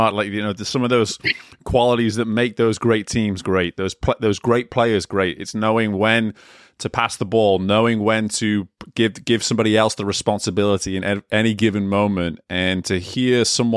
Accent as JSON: {"language": "English", "region": "England", "country": "United Kingdom", "tie": "born or raised there", "moved": "yes", "said": "growing up in England"}